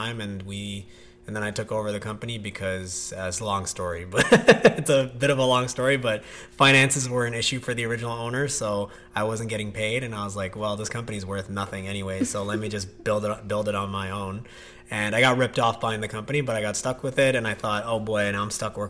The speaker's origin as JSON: {"language": "English", "town": "Toronto", "region": "Ontario", "country": "Canada", "tie": "born or raised there", "said": "I grew up in Scarborough."}